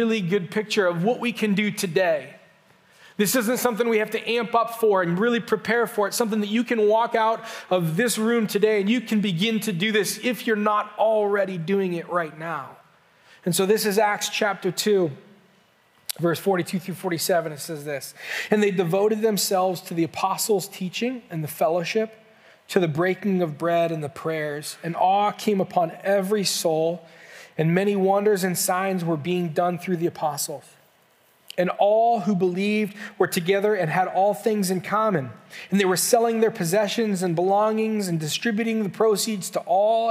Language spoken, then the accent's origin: English; Canton, Ohio, United States; also born or lived in southwestern Pennsylvania; I grew up just down in Canton, grew up there my whole life